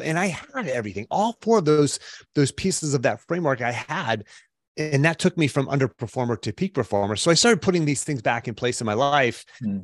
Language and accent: English; Pittsburgh, Pennsylvania, United States; I grew up in the Pittsburgh area